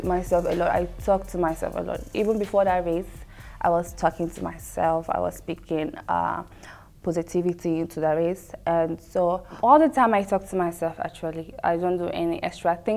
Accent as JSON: {"language": "English", "country": "Nigeria", "also_born_or_lived": "Bahrain", "moved": "yes", "said": "I'm from Nigeria"}